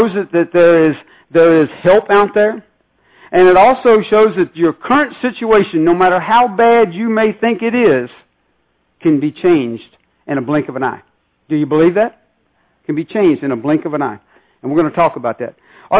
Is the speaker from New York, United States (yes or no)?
no; Northern Virginia, United States; I'm from the Northern Virginia area